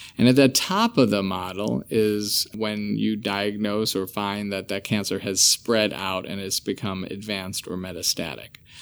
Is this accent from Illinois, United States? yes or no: yes; Chicago, Illinois, United States; I, uh, am born and bred in Chicago. Always planned on leaving, but I think I'm stuck here